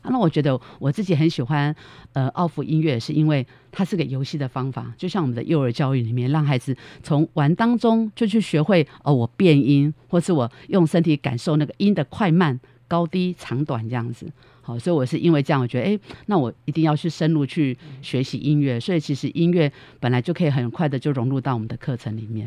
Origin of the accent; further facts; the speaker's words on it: Taipei, Taiwan; moved away as an adult; also born or lived in Hualien; 我家是台，我是台北人嘛是，我就在台北